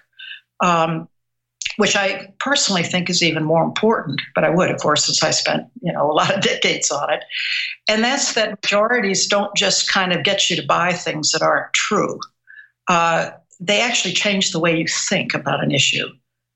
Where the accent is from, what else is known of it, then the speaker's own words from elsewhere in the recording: Missouri, United States; I was born and raised in Missouri